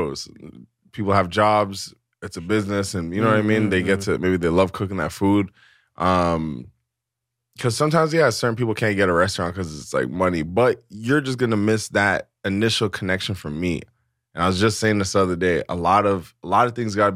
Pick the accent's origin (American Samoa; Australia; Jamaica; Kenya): Jamaica; As a Jamaican